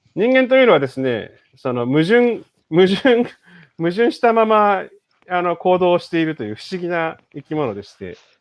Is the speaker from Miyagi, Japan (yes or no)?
no; Chiba, Japan; moved away as an adult; also born or lived in Tokyo / Netherlands; 生まれは東京なんですけど、育ちは千葉県でして